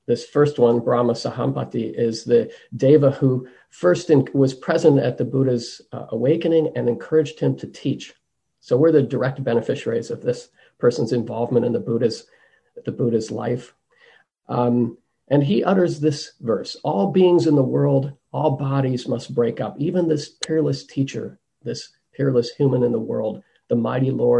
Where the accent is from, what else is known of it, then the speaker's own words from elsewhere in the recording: United States; accent: American; my American accent